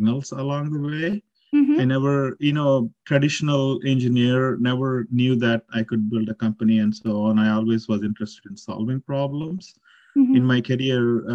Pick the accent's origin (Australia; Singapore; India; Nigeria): India; Nandyal, Andhra Pradesh; moved away as an adult; also born or lived in Calicut, India; now in Austin, United States; I'm originally born and brought up in Andhra Pradesh, a town called Nandyal in Kurnool district